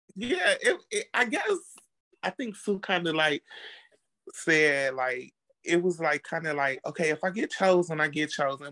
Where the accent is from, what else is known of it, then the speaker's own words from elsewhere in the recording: Chicago, Illinois, United States; now in Dallas, United States; I'm originally from Chicago, but I live in Dallas, Texas